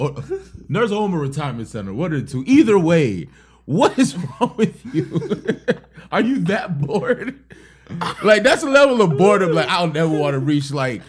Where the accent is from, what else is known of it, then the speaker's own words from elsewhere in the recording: Miami, Florida, United States; It's the same when I tell them I'm from Miami. Like, where you from? Oh, I'm from Miami, born and raised.